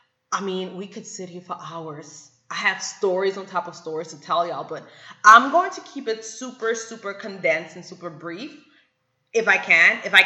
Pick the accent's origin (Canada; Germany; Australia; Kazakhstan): Germany; moved away as an adult; also born or lived in Atlanta / New York; now in United States; I was born and raised in Germany